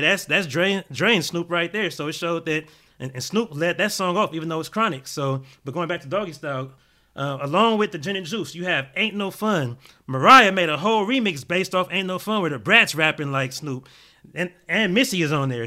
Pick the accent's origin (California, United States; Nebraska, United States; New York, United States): California, United States; Gardena; I grew up in Gardena. I was Crenshaw and Rose Crans